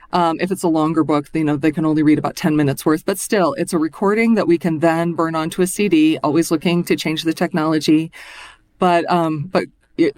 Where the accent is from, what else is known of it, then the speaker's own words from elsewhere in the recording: Colorado, United States; moved away as an adult; also born or lived in Minnesota; I'm originally from Colorado and I've been living in Minnesota